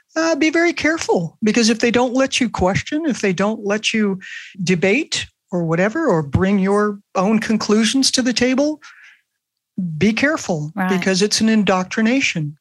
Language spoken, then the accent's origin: English; Los Angeles, California, United States; I grew up in Brentwood, which is where OJ Simpson lived right. in Los Angeles